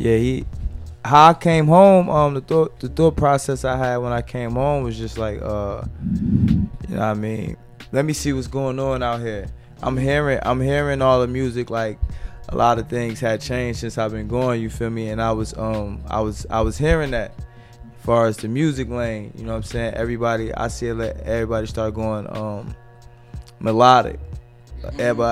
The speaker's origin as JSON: {"language": "English", "town": "Newark", "region": "New Jersey", "country": "United States", "said": "I'm from Newark, New Jersey, Brick City"}